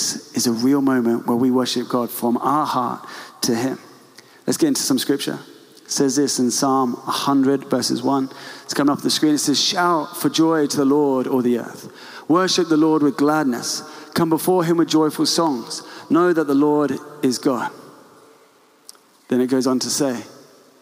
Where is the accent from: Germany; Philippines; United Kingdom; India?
United Kingdom; England; we are reserved English people